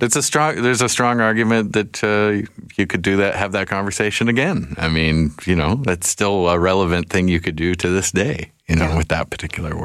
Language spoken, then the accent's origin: English; Victoria, British Columbia, Canada; I'm a Victoria kid.